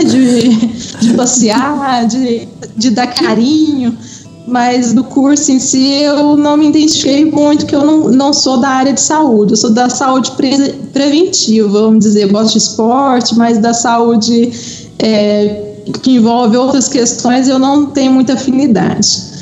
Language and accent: Portuguese; Uberlândia, Minas Gerais, Brazil; now in Belo Horizonte, Brazil; eu sou de Uberlândia e atualmente moro em, em Belo Horizonte